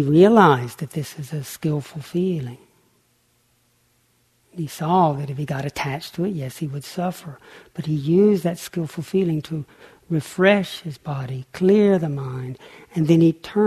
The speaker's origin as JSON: {"language": "English", "area": "Lake Chickamauga", "region": "Tennessee", "country": "United States", "tie": "born or raised there", "said": "I grew up on Lake Chickamauga in Tennessee"}